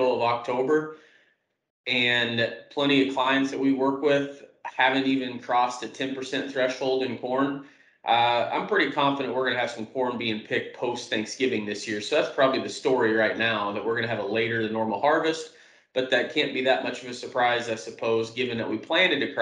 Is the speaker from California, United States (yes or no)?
no; South Central Kansas, United States; moved away as an adult; also born or lived in Omaha, Nebraska / Iowa; now in Waterloo/Cedar Falls, United States; I grew up in South Central Kansas.